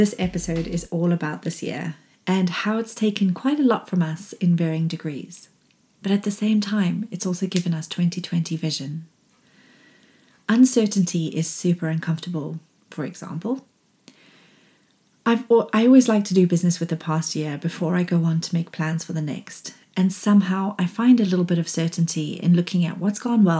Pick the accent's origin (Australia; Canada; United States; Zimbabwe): Zimbabwe; when I was growing up in Zimbabwe